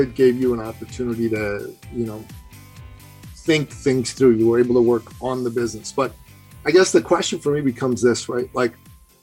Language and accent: English; Iran; I'm from Iran